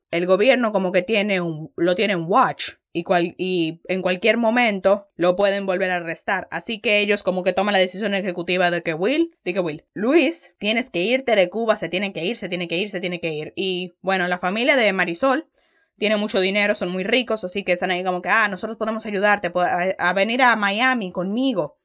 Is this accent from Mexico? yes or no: no; Dominican Republic; como dominicana